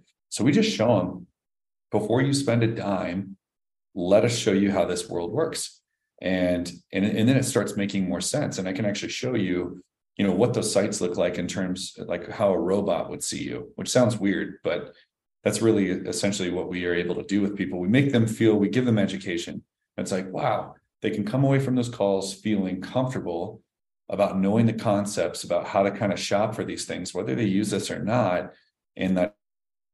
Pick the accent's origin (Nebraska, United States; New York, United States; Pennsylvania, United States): Nebraska, United States; moved away; I grew up in Nebraska, and you know, my dad and I finished off basements